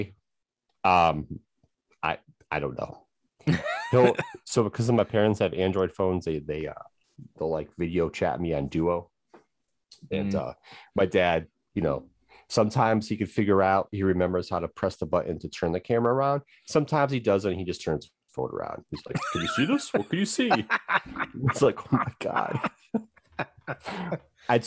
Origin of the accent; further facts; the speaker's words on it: Chicago, Illinois, United States; moved away; I'm originally from Chicago.